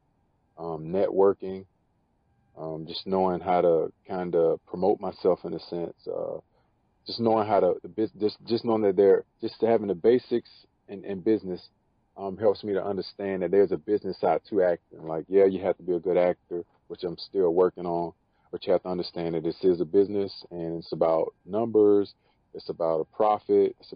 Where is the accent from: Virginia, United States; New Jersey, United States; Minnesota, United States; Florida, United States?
Florida, United States; also born or lived in Bartow, Florida / Winter Haven, Florida / Haines City, Florida / Clearwater, Florida; I was born in the Polk County area. It's very country. Most people in the world never heard of it. Bartow, Florida. I grew up my younger years in a place called Winter Haven / Haines City, Florida.